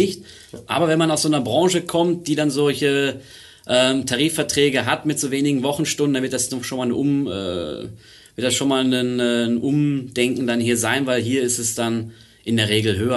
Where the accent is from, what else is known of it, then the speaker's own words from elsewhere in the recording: Germany; moved away as an adult; now in Zurich, Switzerland; Ich bin Deutscher ursprünglich, oder bin immer noch Deutscher, aber bin aus Deutschland hier in die Schweiz hergezogen.